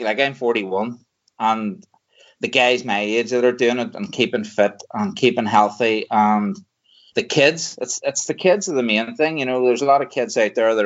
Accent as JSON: {"language": "English", "town": "Waringstown", "region": "Northern Ireland", "country": "United Kingdom", "said": "I'm from Warringstown here, so I'm just outside Lurgan."}